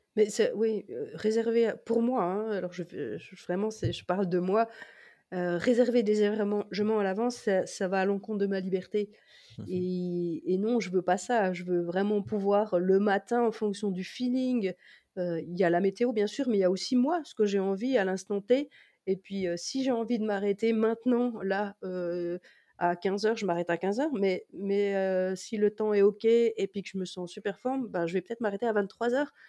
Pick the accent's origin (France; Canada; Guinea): France; en tant que Français